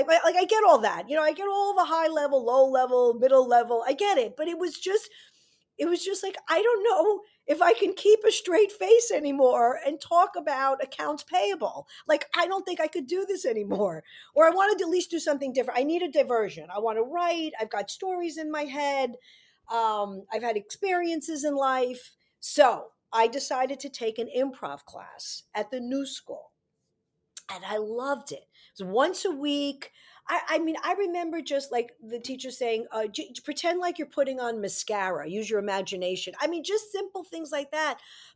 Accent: New York City, New York, United States; I grew up in New York City.

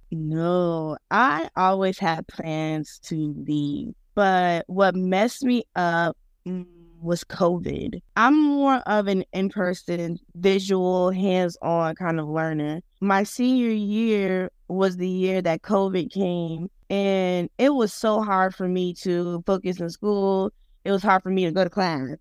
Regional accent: Pompano Beach, Florida, United States; moved away as an adult; now in Tallahassee, United States; I'm originally from Pompano Beach, Florida, which is located in Broward County, Florida

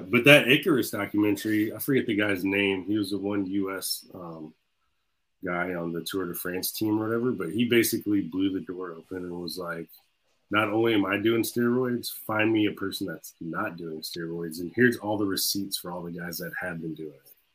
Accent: Jacksonville, Florida, United States; I'm from Jacksonville

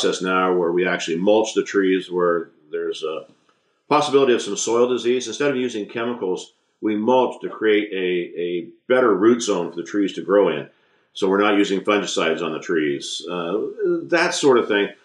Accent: La Habra Heights, California, United States; I grew up in La Habra Heights, just down the street, actually, from the Mother Hass avocado tree.

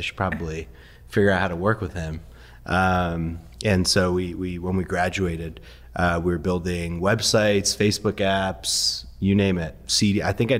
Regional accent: Connecticut, United States; born or raised there; first language Persian; English is a second language; also born or lived in Iran

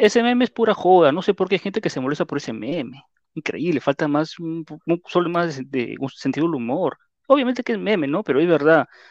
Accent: Peru; así somos los peruanos

